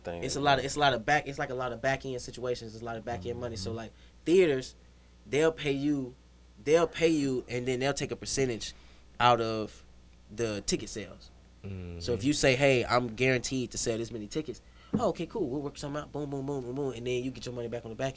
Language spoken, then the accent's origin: English; the South, United States; I'm from the South